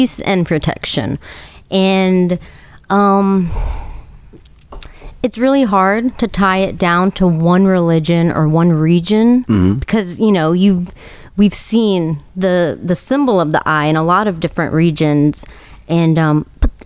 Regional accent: Nashville, Tennessee, United States; I was born here. I was born here in Nashville.

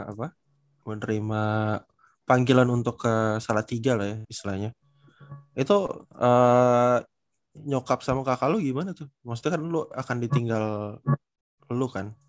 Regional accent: Banten, Indonesia; Iya, gue sejauh-jauh lah di daerah gue sendiri di Banten aja kayak nggak ada sih gue kayak gitu.

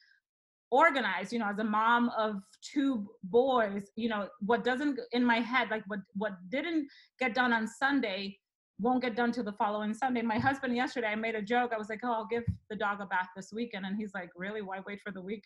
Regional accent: Dominican Republic; moved away; I am originally from the Dominican Republic. So I moved here

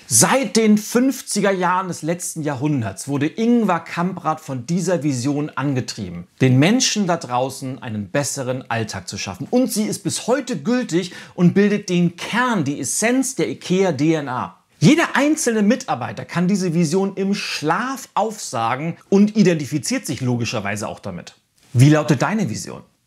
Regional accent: Northern Germany, Germany; bei uns in Norddeutschland

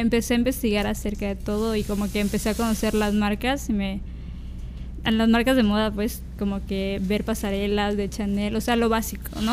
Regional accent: Villahermosa, Tabasco, Mexico; moved away; yo soy tabasqueña, soy de, de Villahermosa, Tabasco

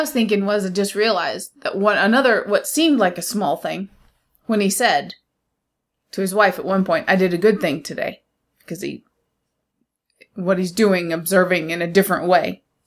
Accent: United States; being an American

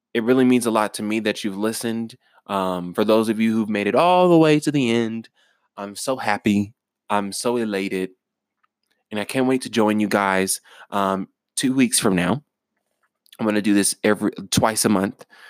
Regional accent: United States; I'm an American

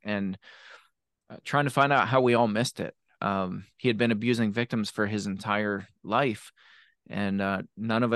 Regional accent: Shanksville, Pennsylvania, United States; also born or lived in Arkansas / Memphis, Tennessee / Somerset, Pennsylvania; I grew up in Shanksville, Pennsylvania

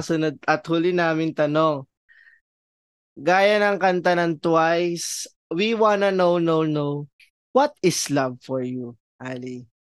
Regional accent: Rizal, Calabarzon, Philippines; galing ako sa Rizal

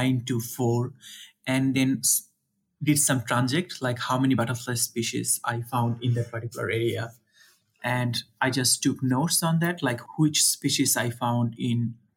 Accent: Dhaka, Dhaka Division, Bangladesh; moved away as an adult; also born or lived in India; I'm originally from Bangladesh, but I was in a village, which is like several hundred kilometers from the city.

